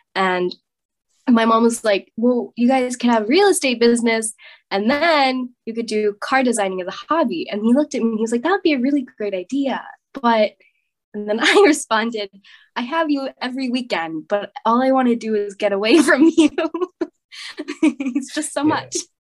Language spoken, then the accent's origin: English; United States; I'm American